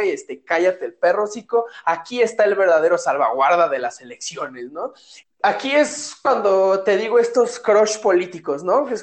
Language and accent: Spanish; Mexico; nosotros como mexicanos lo primero que vemos es sospecha